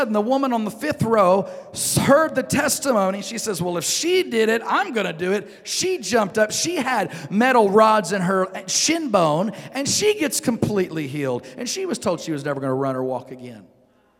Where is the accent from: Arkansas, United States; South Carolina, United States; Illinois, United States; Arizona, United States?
Arkansas, United States; Northeast; moved away; if I go back to Northeast Arkansas, where I'm from